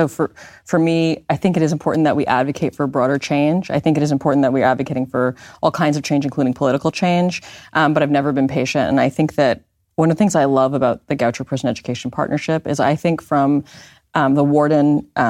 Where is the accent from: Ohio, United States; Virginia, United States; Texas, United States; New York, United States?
New York, United States; New York City; moved away as an adult; also born or lived in California / Washington, D.C.; now in Maryland, United States; I grew up in New York City